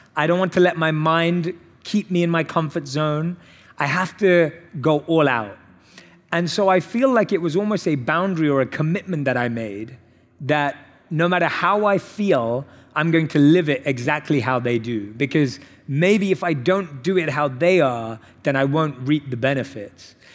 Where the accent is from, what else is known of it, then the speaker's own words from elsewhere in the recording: London, United Kingdom; I was born and raised in London